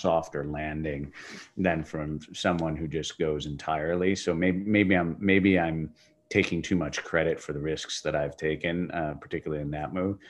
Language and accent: English; Chicago, Illinois, United States; moved away as an adult; also born or lived in Europe; Chicago is be, where I, where I had grown up originally